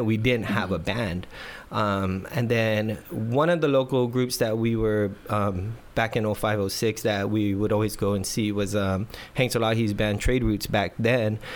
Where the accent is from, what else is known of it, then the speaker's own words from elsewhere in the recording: Guam; moved away as an adult; now in San Diego, United States; our generation growing up on Guam